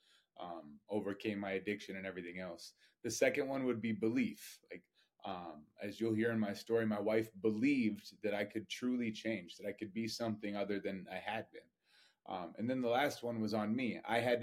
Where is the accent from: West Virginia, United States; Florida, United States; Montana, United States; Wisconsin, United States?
Montana, United States; also born or lived in Hawaii; I moved to from Hawaii to the middle of nowhere, Montana. Like, I grew up in a town that had 1,500, 2,000 people